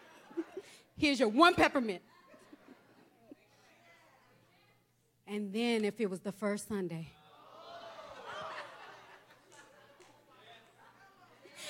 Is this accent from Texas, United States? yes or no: yes; Texas, United States; moved away; I'm from Texas